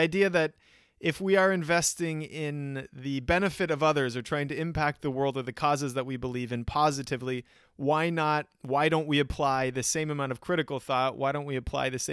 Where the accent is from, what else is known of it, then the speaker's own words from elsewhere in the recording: United States; being an American